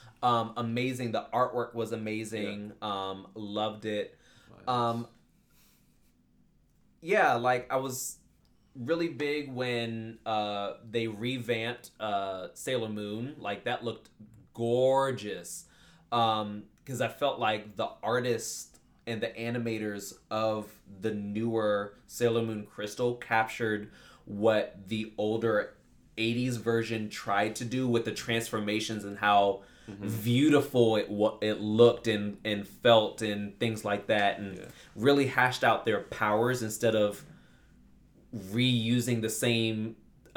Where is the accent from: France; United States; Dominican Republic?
United States; I'm American